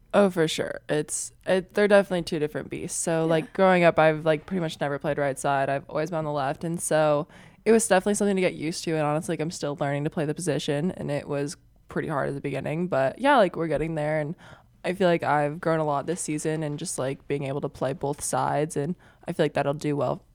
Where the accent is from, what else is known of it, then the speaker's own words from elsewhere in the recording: Papillion, Nebraska, United States; I'm from Nebraska